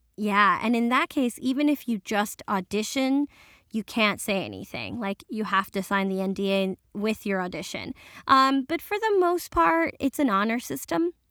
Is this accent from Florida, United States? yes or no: no; New York City, New York, United States; first language Spanish; I'm first generation Dominican and, um, born in New York, and my family still speaks Spanish.